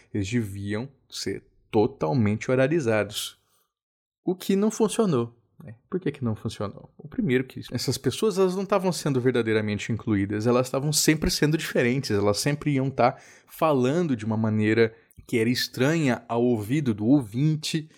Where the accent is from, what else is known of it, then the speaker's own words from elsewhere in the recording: Cabo Frio, Rio de Janeiro, Brazil; Eu nasci em Cabo Frio